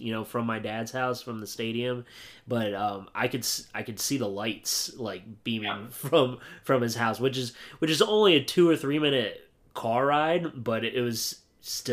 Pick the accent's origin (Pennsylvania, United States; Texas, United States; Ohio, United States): Pennsylvania, United States; Williamsport; growing up in Williamsport